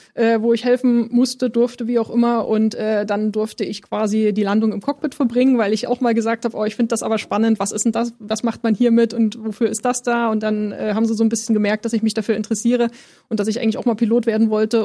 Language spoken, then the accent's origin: German; Leipzig, Saxony, Germany; moved away as an adult; also born or lived in Berlin; now in Potsdam, Germany; Ich bin in Leipzig geboren